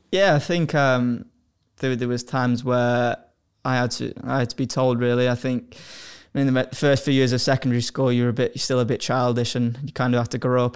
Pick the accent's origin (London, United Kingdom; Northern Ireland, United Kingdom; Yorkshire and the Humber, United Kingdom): Yorkshire and the Humber, United Kingdom; Hull; moved away; I'm from Hull